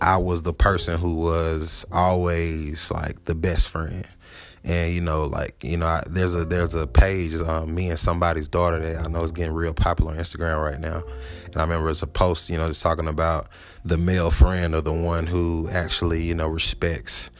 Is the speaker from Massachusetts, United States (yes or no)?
no; Atlanta, Georgia, United States; moved away as an adult; also born or lived in Huntsville; growing up in Atlanta